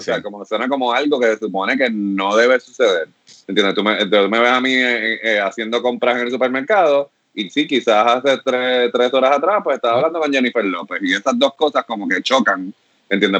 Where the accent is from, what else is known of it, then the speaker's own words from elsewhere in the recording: Puerto Rico; como productor puertorriqueño